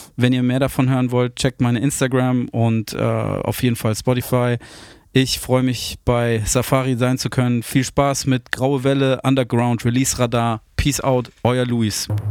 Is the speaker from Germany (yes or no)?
yes; Landau in der Pfalz, Rhineland-Palatinate, Germany; also born or lived in Munich; now in Hamburg, Germany; Ich komme aus Hamburg, ähm, bin aber gebürtiger Münchner, bin aber in Landau in der Pfalz aufgewachsen.